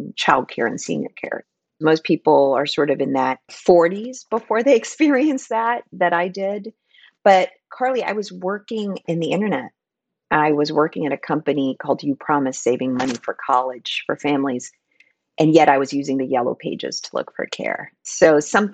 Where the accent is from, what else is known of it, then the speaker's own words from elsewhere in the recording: Philippines; moved away as an adult; I was born and raised in the Philippines, so I came here for college